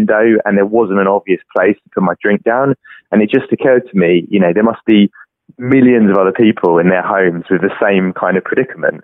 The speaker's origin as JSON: {"language": "English", "region": "London", "country": "United Kingdom", "said": "I'm from London, UK, and I'm the inventor"}